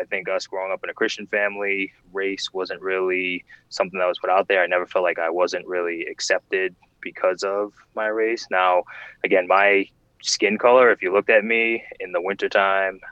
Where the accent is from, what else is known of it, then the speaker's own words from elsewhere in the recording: Providence, Rhode Island, United States; also born or lived in West Warwick, Rhode Island; I grew up in Providence for the first part of my childhood, leading up to I was, I believe, 10